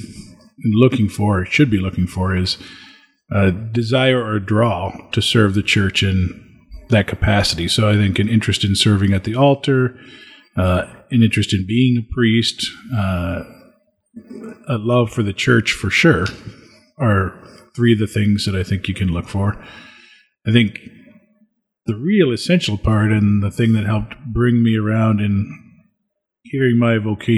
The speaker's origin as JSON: {"language": "English", "town": "Springfield", "region": "Illinois", "country": "United States", "tie": "born or raised there", "said": "I served the 6:20 a.m. Mass at the parish I grew up in Springfield, Illinois."}